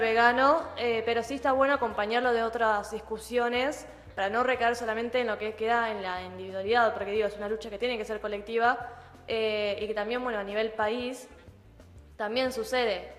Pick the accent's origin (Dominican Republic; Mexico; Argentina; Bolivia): Argentina; de nuestro territorio, eh, y también de las personas que lo habitamos